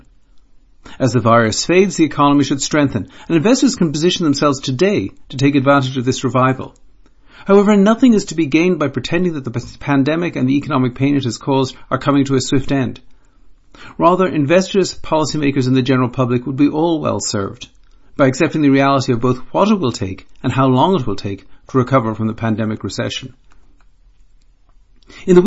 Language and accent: English; Ireland; Being an Irishman